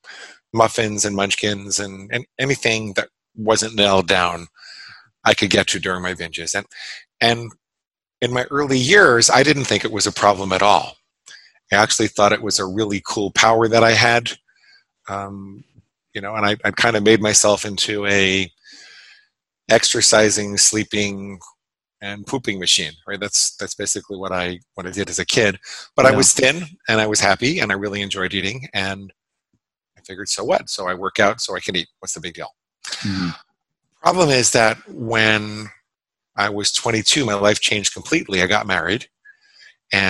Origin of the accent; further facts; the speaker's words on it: Great Neck, New York, United States; moved away as an adult; also born or lived in Syosset, New York / New Hampshire; now in Florida, United States; I grew up in a little town called Great Neck on Long Island